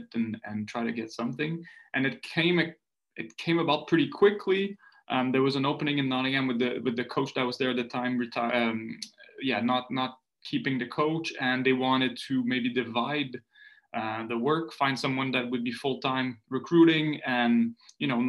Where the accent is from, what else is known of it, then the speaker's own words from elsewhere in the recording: Montreal, Quebec, Canada; first language French; English is a second language; also born or lived in Maritimes; I'm from the Maritimes, but I moved to Montreal when I was two